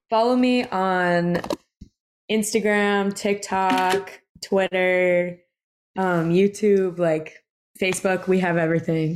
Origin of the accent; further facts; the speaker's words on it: New York City, New York, United States; I grew up in Brooklyn